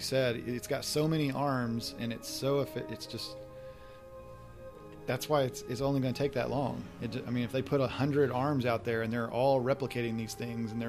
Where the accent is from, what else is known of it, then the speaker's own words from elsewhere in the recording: the South, United States; I grew up on eating Southern food. I'm from the South